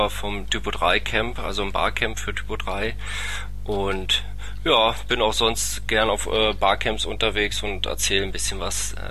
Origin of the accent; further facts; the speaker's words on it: Berlin, Germany; Ich komme aus Berlin, sage ich immer, wohne aber ähm, doch etwas südlich davon.